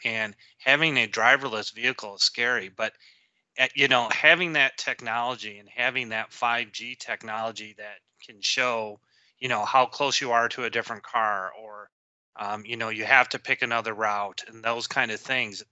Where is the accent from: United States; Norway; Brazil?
United States; Detroit, Michigan; I grew up in the Detroit area